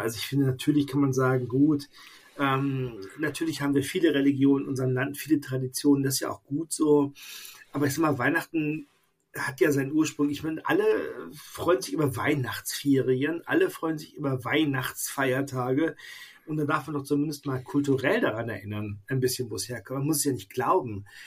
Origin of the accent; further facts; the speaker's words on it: Bad Oeynhausen, North Rhine-Westphalia, Germany; now in Koblenz, Germany; in meiner alten Heimat in Bad Oeynhausen